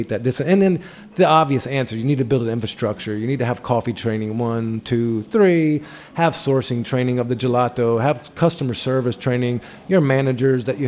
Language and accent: English; Atlanta, Georgia, United States; moved away; I grew up in Atlanta